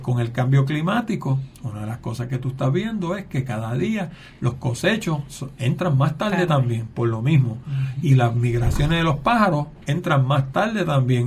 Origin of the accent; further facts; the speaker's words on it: Puerto Rico; Yo, pues de Puerto Rico